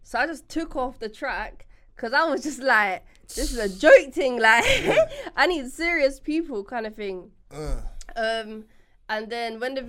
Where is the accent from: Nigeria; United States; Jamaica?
Jamaica; now in United Kingdom; I'm obviously from the Caribbean. And Jamaica.